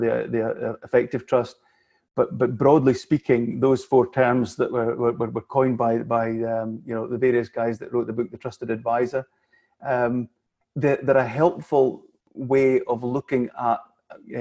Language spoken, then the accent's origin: English; Scotland, United Kingdom; like most Scottish people